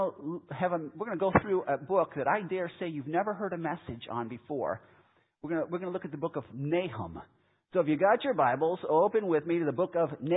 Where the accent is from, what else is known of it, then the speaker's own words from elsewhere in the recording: Chicago, Illinois, United States; moved away; I grew up in Chicago